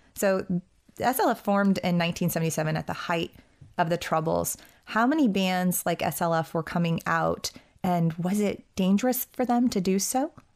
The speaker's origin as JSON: {"language": "English", "country": "United States", "said": "as an American"}